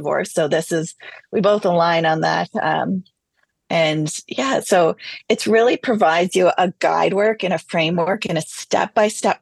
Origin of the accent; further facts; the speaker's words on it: Canada; I'm Canadian